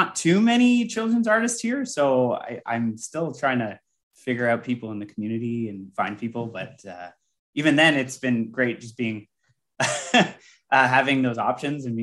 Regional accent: Canada; I'm Canadian

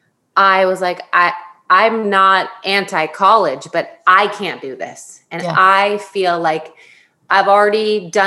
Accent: Florida, United States; moved away as an adult; also born or lived in San Diego, California; now in New York City, United States; I was born in San Diego. And then we were transplants to Florida for about 8 years before I hightailed it out of there at the age of 18

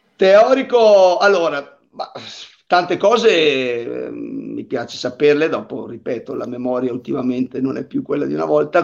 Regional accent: Pergine Valsugana, Trentino-Alto Adige, Italy; la gara del mio paese che fa parte dello stesso circuito, l'Italian Bike Up, che è qua a Pergine

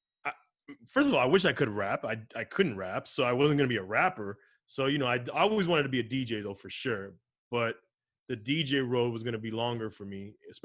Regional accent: Miami, Florida, United States; also born or lived in Los Angeles; I was raised in Miami.

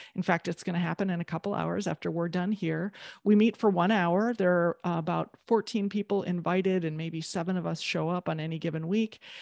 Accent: Midwest, United States; I'm from the Midwest, you know, like, you have to shovel your own sidewalk.

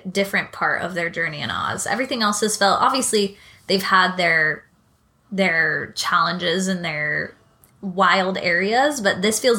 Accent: California, United States; moved away as an adult; also born or lived in New York; now in Queens, New York, United States; I'm from California. I'm a very proud Californian.

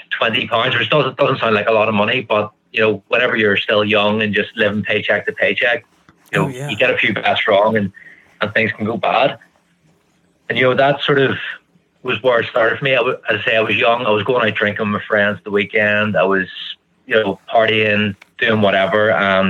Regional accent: just outside Belfast, Northern Ireland, United Kingdom; I'm from Ireland, just outside Belfast

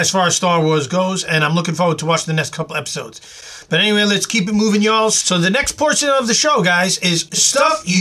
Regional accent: New York City, New York, United States; when I was growing up in Queens with my homies

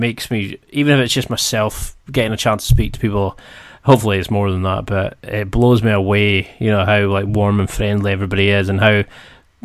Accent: United Kingdom; I'm British

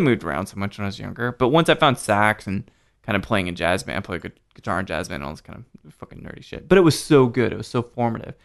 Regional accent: Houston, Texas, United States; moved away; also born or lived in Salt Lake City; I grew up in Houston a little bit

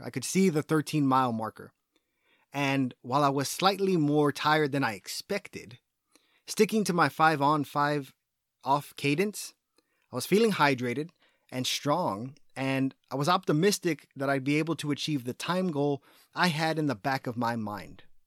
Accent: Texas, United States; as a Texan

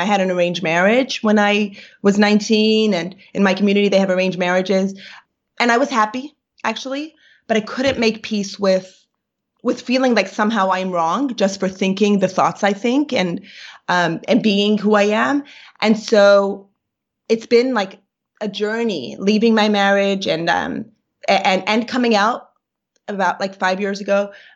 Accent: New York, United States; first language Yiddish; English is a second language; I grew up in Brooklyn

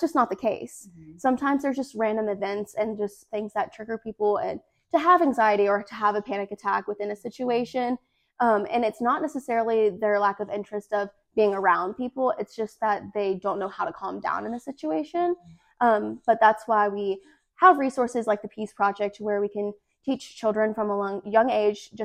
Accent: Hernando, Mississippi, United States; also born or lived in Lafayette County, Mississippi; I'm from Hernando, Mississippi originally, and I'm the current Miss Lafayette County

